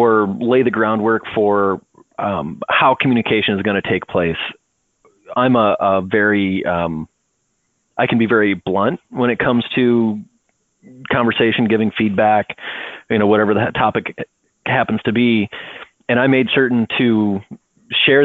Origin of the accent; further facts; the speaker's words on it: Northwest Ohio, United States; also born or lived in Wyoming; now in San Diego, United States; I'm originally from Northwest Ohio. I lived for 5 years in Wyoming